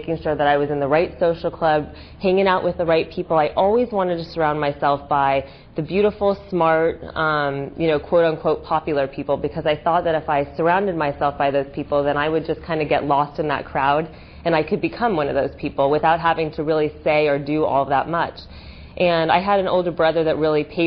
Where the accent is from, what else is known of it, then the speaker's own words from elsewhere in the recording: Los Angeles, California, United States; moved away as an adult; also born or lived in Michigan; I grew up in Los Angeles